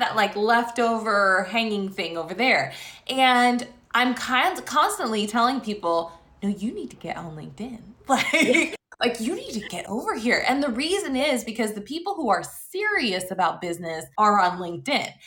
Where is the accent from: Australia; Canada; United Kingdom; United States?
United States; Las Vegas, Nevada; my hometown of Las Vegas